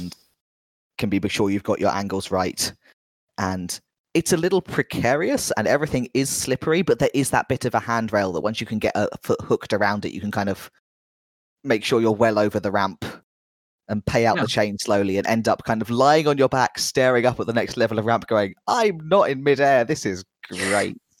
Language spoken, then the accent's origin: English; London, United Kingdom; being a Londoner